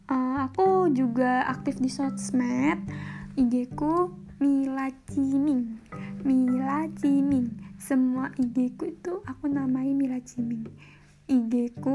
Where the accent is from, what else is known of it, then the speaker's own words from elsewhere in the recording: Probolinggo, East Java, Indonesia; aku orang Probolinggo Probolinggo kalau ngomong orang Probolinggo tuh mungkin temen-temen di kampusku mungkin nggak tahu di mana itu Probolinggo